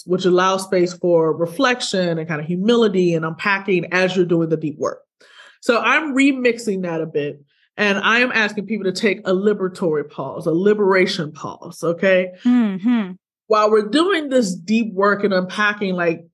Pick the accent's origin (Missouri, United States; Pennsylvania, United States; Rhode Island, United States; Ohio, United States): Missouri, United States; Ferguson; I'm from Ferguson. I'm from St. Louis, Missouri